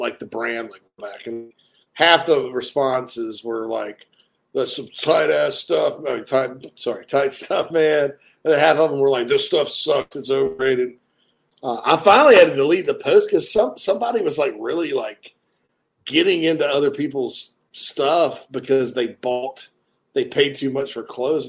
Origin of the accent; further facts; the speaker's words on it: Louisiana, United States; I'm from Opelokako, La Force, Louisiana, where we have nice hair down there on the bayou.